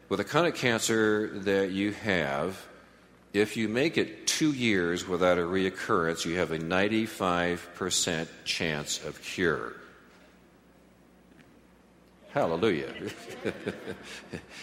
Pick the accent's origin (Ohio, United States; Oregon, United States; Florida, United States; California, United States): California, United States; Southern; Barbara and I grew up in Southern California